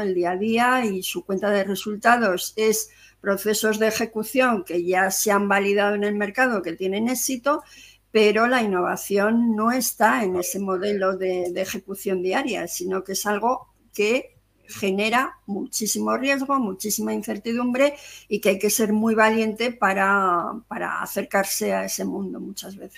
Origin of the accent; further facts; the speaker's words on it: Zaragoza, Aragon, Spain; moved away as an adult; also born or lived in Madrid; Yo soy de Zaragoza y me vine a Madrid a hacer un máster